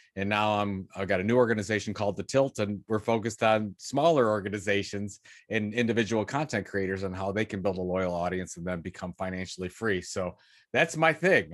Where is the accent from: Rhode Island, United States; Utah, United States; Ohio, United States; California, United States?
Ohio, United States; Sandusky; I grew up in Sandusky, Ohio, is, which is between Toledo and Cleveland, Ohio